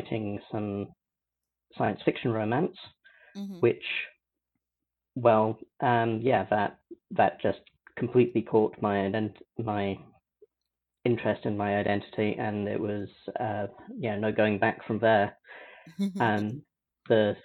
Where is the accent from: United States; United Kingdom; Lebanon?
United Kingdom; I'm British.